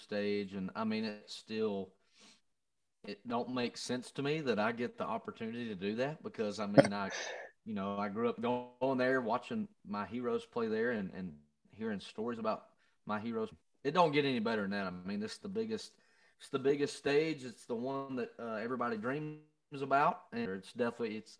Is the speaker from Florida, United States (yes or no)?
no; Covington, Georgia, United States; moved away; I grew up in Covington, Georgia, and my hometown, my hometown is known for film and movies and TV shows